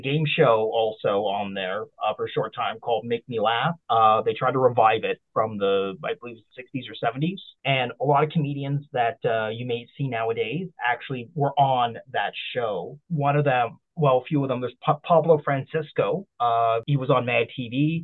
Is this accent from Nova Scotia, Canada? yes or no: yes; Nova Scotia, Canada; moved away as an adult; now in Toronto, Canada; I'm originally from Nova Scotia. I was born and raised in Nova Scotia.